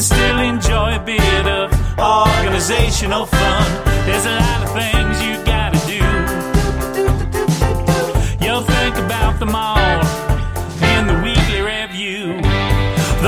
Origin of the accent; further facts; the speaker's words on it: Milltown, New Jersey, United States; my hometown of Milltown